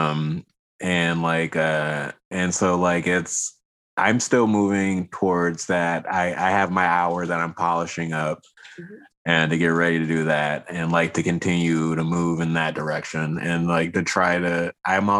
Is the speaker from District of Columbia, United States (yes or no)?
yes; Washington, District of Columbia, United States; also born or lived in Riverside, California; now in Humboldt County, California, United States; I grew up in the city. I'm originally from Washington, D.C.